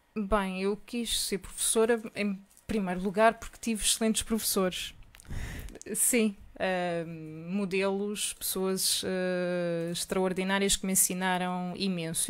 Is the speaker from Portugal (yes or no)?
yes; Portugal; sou portuguesa.